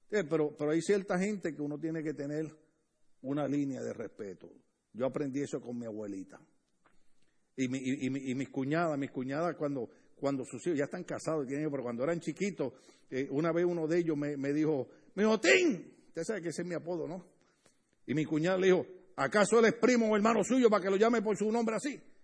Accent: Puerto Rico; now in Los Angeles area, United States; casi toda la familia, en mi país casi toda la familia

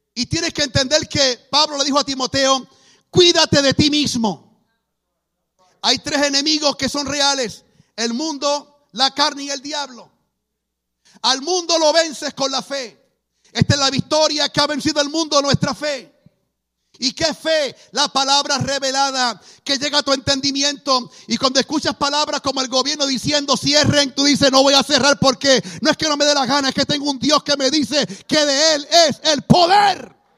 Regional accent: Puerto Rico; Nací en Puerto Rico.

